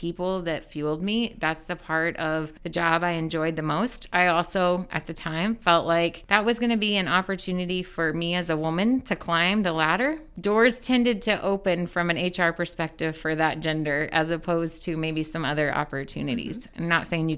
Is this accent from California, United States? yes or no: no; Muncie, Indiana, United States; also born or lived in Selma, Indiana / Cowan, Indiana; I am born and raised in Muncie, Indiana